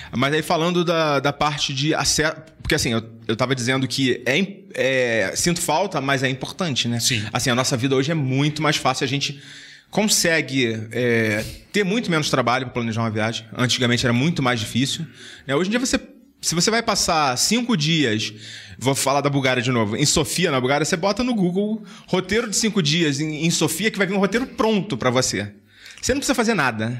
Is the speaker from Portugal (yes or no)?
no; Rio de Janeiro, Brazil; now in São Paulo, Brazil; Eu sou do Rio